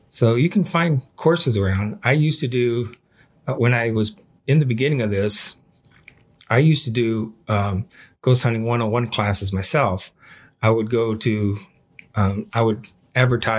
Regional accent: South Bend, Indiana, United States; moved away; I'm from South Bend originally

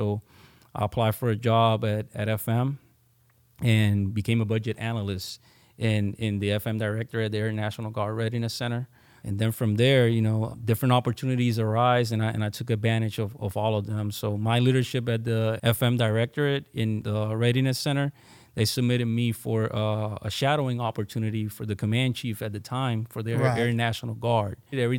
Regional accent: San Juan, Puerto Rico; I was born and raised in San Juan, Puerto Rico. I'm an Army brat.

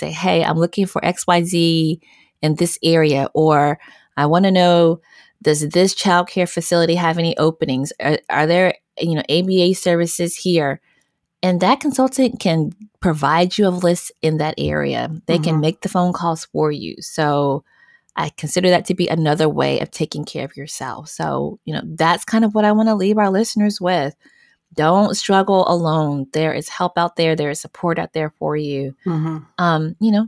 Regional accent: Southwest, United States

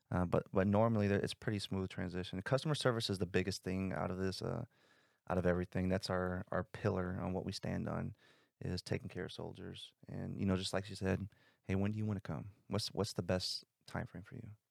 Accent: South Bend, Indiana, United States; I grew up in South Bend, Indiana

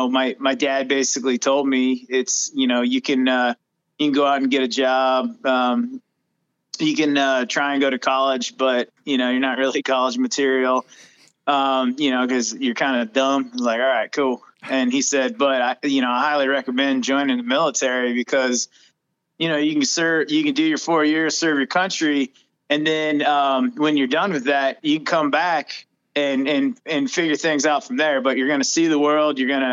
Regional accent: Oregon, United States; moved away as an adult; I am Oregonian, and moved out of the state when I joined the military

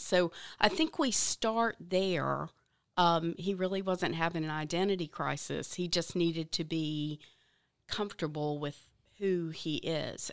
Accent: the South, United States; I grew up in the South, I love the South

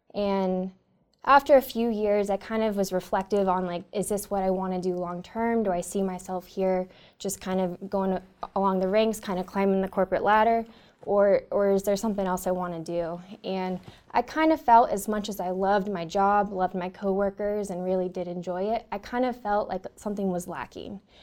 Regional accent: Northern California, United States; I grew up in Northern California

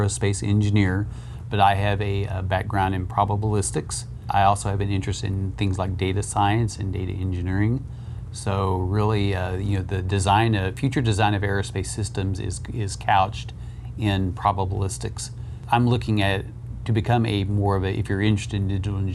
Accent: Southwest Oklahoma, United States; moved away as an adult; also born or lived in Boulder, Colorado; now in Ohio, United States; I grew up in Southwest Oklahoma

